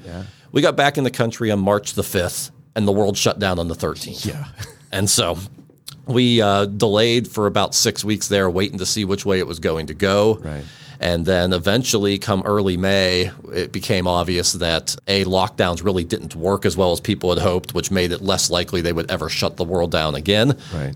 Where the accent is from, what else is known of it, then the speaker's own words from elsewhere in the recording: Western Pennsylvania, United States; we grew up in Western Pennsylvania, uh, where there was more deer than people